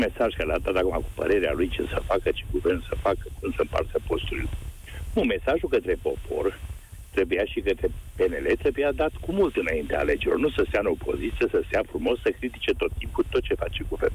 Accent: Transylvania, Romania; eu sunt din Ardeal

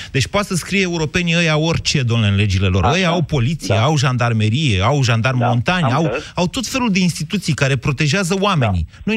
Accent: Drobeta-Turnu Severin, Mehedinți County, Romania; eu sunt dintr-o zonă în care sunt vipere și vipere cu corn chiar. Așa. Din da Banat. Eu sunt de la Severin

